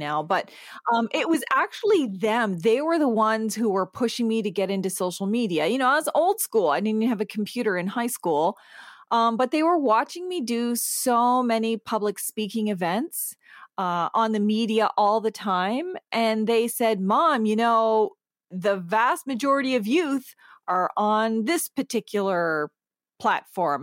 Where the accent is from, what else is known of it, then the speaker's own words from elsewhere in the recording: Eel River Bar First Nation, Atlantic Canada, New Brunswick, Canada; now in Toronto, Canada; I'm from the Sovereign Mi'kmaq Nation on Unceded Mi'kma'ki, which is in Atlantic Canada. My home reserve is Ugbeganjig, which is Eel River Bar First Nation